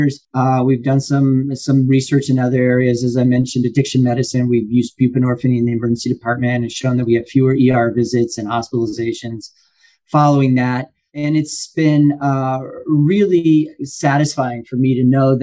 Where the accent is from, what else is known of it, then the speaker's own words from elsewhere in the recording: Lima, Ohio, United States; growing up, I was born in Lima, Ohio. We didn't have a lot of money.